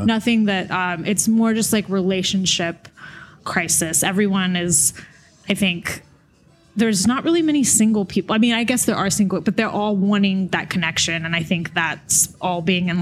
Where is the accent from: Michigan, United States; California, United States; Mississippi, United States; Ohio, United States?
Mississippi, United States; Jackson; moved away; I'm originally from Jackson, Mississippi.